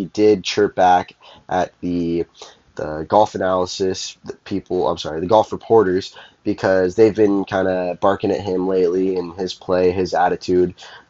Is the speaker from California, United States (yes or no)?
yes; California, United States; now in Minnesota, United States; since I'm from California. We don't do too much hockey out there, but up here in Minnesota, hockey's a big deal.